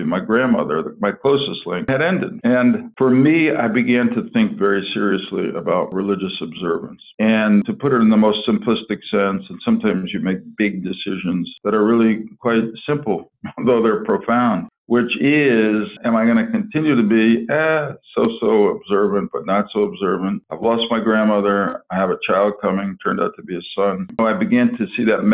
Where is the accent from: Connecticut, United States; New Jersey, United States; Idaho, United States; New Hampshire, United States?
Connecticut, United States; Stamford; my hometown of Stamford